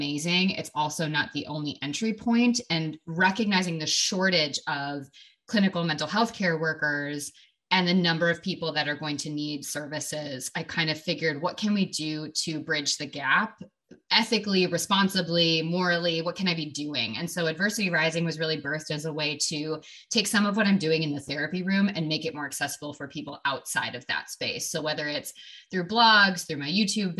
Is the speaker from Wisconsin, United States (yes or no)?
yes; Wisconsin, United States; moved away as an adult; now in Oregon, United States; I am from Wisconsin originally